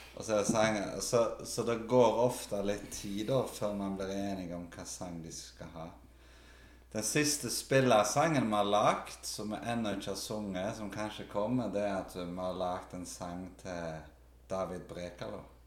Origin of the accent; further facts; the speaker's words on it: Karmøy, Rogaland, Norway; moved away as an adult; now in Stavanger, Norway; Jeg vokste opp på Karmøy